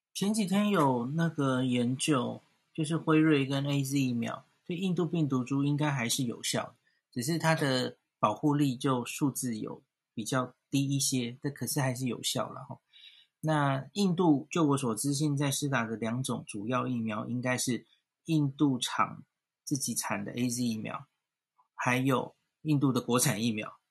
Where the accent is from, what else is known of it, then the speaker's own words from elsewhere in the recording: Taiwan; 我们台湾人蛮多都是，就是家庭，就是多代同堂是居住在一起的